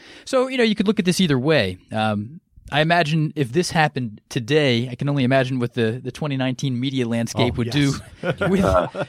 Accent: Philadelphia, Pennsylvania, United States; growing up in the Philadelphia area

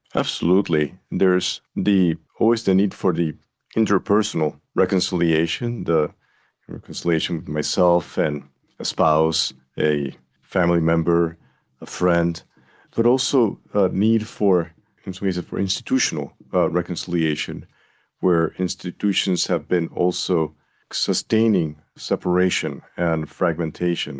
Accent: Puerto Rico; moved away as an adult; now in North Carolina, United States; I'm a native of Puerto Rico. That is where I was born, where I was raised

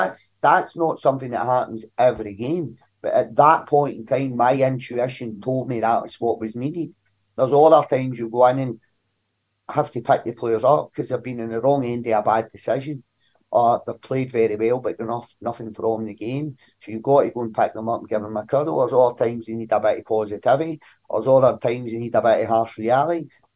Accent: Glasgow, Scotland, United Kingdom; the Govan shipyards, growing up in Govan. Like myself, like sharing a bedroom with my younger brother most of my life.

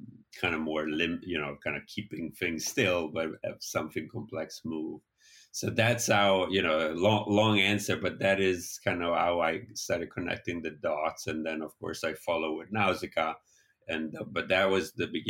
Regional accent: Italy; moved away; So I grew up in Italy in the 80s

